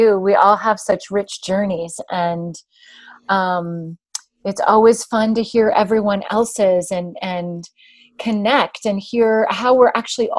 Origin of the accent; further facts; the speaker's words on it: Plummer, Idaho, United States; I grew up on a small town, on a farm, actually, outside of a small town in North Idaho, just south of Coeur d'Alene, Idaho.